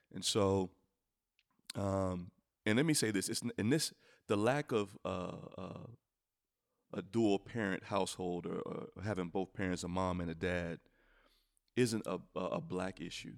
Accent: United States; I'm an American

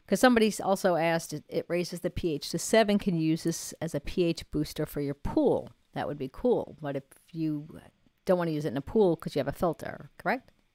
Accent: New York, United States; now in North Carolina, United States; I'm a New Yorker

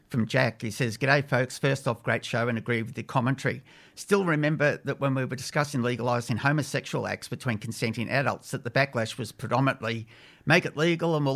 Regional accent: Melbourne, Victoria, Australia; now in Canberra, Australia; growing up in Melbourne

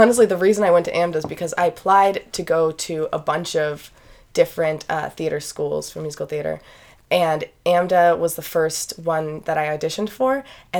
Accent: Holyoke, Massachusetts, United States; I am from Holyoke, Massachusetts.

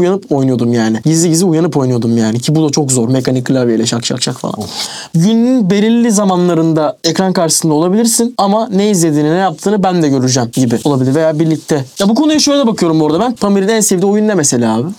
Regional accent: Turkey; Türküz abi biz.

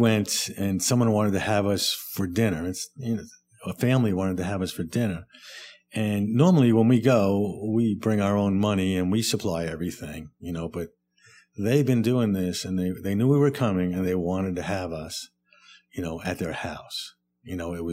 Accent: New York, United States; moved away as an adult; now in Atlanta, United States; We're from the Northeast, New York.

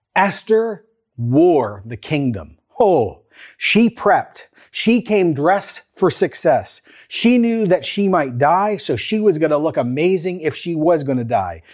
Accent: Canada; Canadian Christians living in a post-Christian, growing post-secular, neo-pagan, COVID living, government oversight moment in Canada

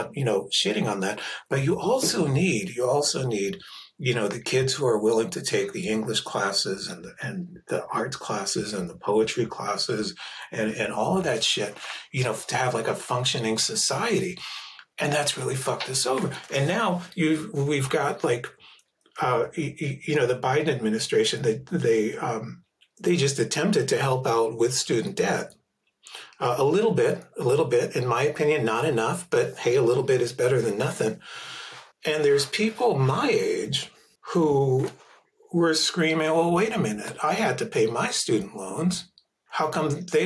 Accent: Philadelphia, Pennsylvania, United States; Growing up in Philadelphia in the 1970s in an immigrant community

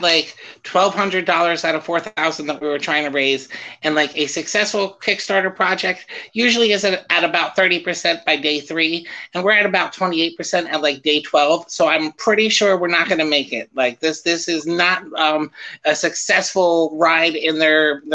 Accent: New Jersey, United States; now in St. Petersburg, United States; I'm from New Jersey

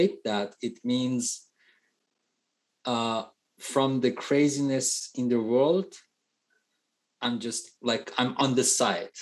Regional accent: Iran; first language Persian; English is a second language; now in Canada; I'm proud to be from Middle East

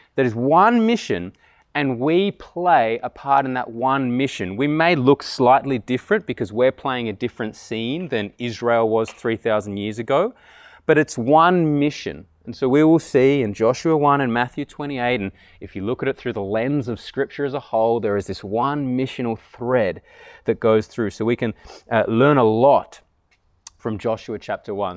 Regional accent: Canberra, Australian Capital Territory, Australia; I grew up here in Tuggeranong and went 22 years without ever really hearing the gospel

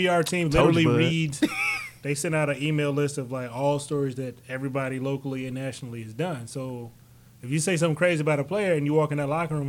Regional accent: Chicago, Illinois, United States; now in Jacksonville, United States; So I am a Chicagoan through and through.

